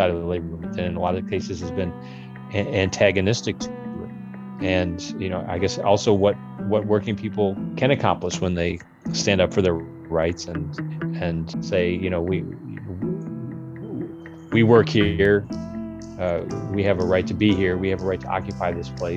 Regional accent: Lansing, Michigan, United States; I'm from Lansing, and Lansing has, we had a lot of GM employment

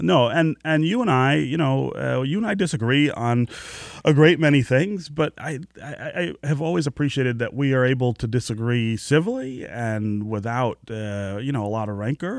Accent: United States; being an American

